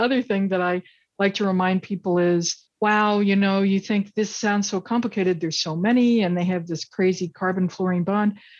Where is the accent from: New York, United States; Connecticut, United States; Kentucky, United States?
Kentucky, United States; I grew up in Kentucky